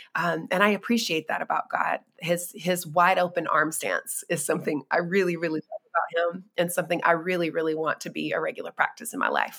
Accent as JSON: {"language": "English", "region": "North Carolina", "country": "United States", "tie": "born or raised there", "said": "I was born and raised in North Carolina"}